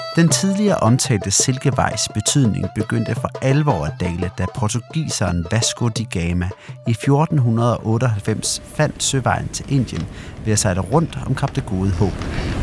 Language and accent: Danish; Denmark; i Jylland, hvor jeg kommer fra